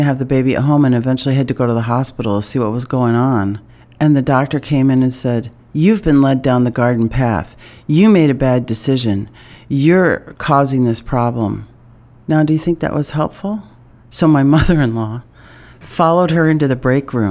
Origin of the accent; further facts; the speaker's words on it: East Coast, United States; now in Iowa, United States; I'm from the East Coast originally